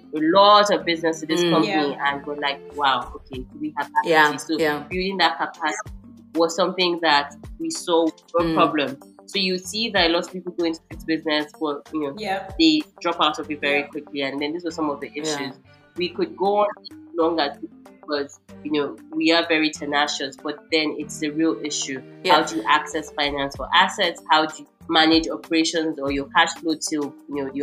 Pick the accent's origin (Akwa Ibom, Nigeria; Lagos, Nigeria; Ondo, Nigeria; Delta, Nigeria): Akwa Ibom, Nigeria; Uyo; my hometown, Uyo